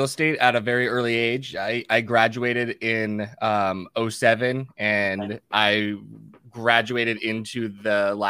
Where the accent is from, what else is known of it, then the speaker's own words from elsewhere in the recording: California, United States; born there; now in Phoenix, United States; For the most part, I was born in California, moved out here, went back to California, went to school in Santa Barbara, then moved back out here post-college